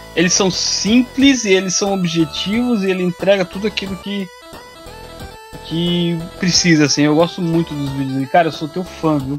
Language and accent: Portuguese; Joinville, Santa Catarina, Brazil; also born or lived in Balneário Camboriú; eu sou de Joinville, Santa Catarina. Meio Joinville, meio Balneário Camboriú